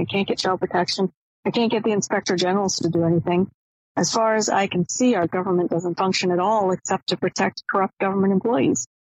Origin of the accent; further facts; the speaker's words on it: Maine, United States; now in Washington, D.C., United States; I grew up in Maine